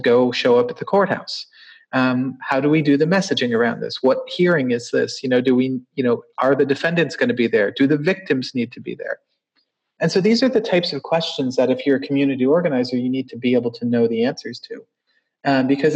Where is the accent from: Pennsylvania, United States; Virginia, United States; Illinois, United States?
Virginia, United States; Charlottesville; born or raised there; moved away as an adult